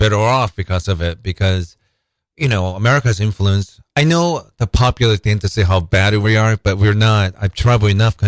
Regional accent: Japan; now in Seattle, United States; I'm originally from Japan and lived mostly in Seattle

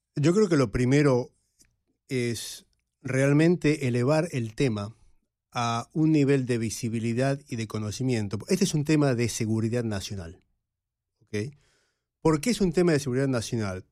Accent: Argentina; moved away; Y los que crecimos en América Latina en la época de la Guerra Fría lo vivimos en carne propia. Yo recuerdo ir a la universidad en Buenos Aires

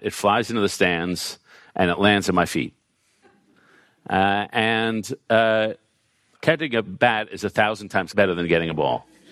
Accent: New York, United States; We grew up in New York at the same time.

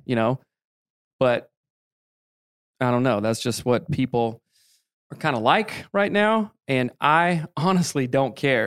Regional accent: the Bible Belt, the South, United States; growing up in the Bible Belt

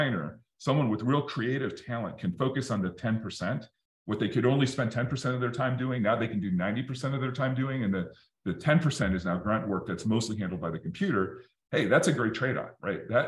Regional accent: Detroit, Michigan, United States; I grew up in Detroit in the 80s

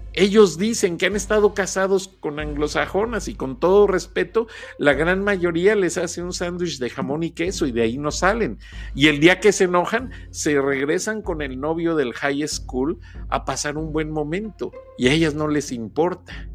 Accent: Mexico; como muchos mexicanos. Somos mestizos

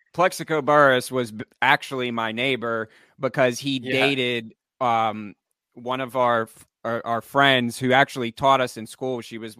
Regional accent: Pittsburgh, Pennsylvania, United States; we're both from Pittsburgh and in Pittsburgh.

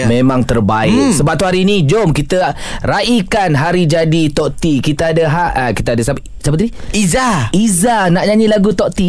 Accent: Bera, Pahang, Malaysia; Saya dari Pahang.

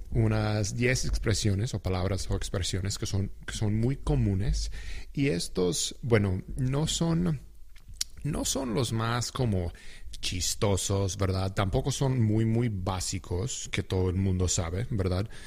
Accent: United States; el, idioma normal que nosotros usamos cuando hablamos entre sí como americanos

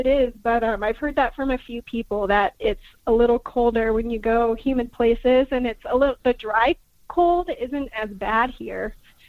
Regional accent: Colorado, United States; I'm from Colorado.

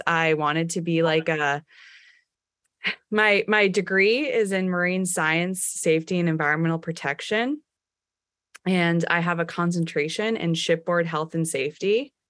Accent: Truro, Massachusetts, United States; Born and raised in Truro.

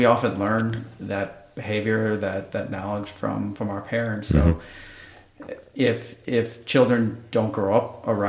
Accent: Wisconsin, United States; moved away; I'm from Wisconsin originally

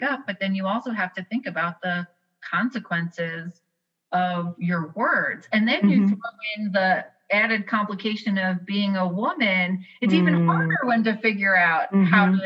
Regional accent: New York, United States; also born or lived in the South, United States; now in US South; I grew up in New York

